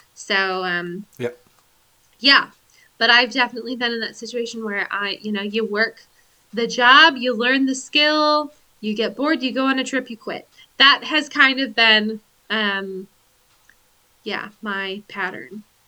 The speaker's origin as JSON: {"language": "English", "region": "Pacific Northwest", "country": "United States", "said": "from being white, from being an American, from being from the Pacific Northwest"}